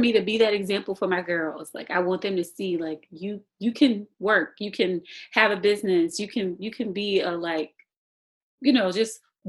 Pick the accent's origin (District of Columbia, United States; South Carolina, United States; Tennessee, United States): South Carolina, United States; Lowcountry; also born or lived in Mount Pleasant, South Carolina / Berkeley County, South Carolina; I am born and raised low country girl. born and raised in Geechee, South Carolina. You know, we have like one stoplight, and it's not even in Geechee, right? But so born and raised in Geechee, by way of Mount Pleasant.